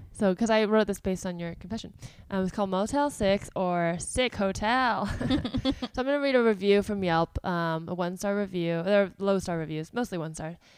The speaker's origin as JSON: {"language": "English", "area": "South Bay", "region": "California", "country": "United States", "also_born_or_lived": "New York / Los Angeles", "moved": "as an adult", "said": "from the South Bay"}